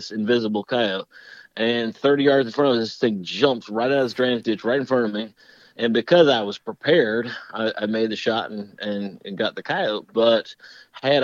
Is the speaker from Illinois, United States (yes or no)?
yes; Chicago, Illinois, United States; I'm from Chicago